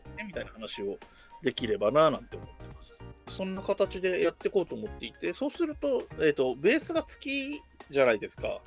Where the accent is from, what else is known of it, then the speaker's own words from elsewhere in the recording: Yamanashi, Japan; 僕も山梨県出身なんで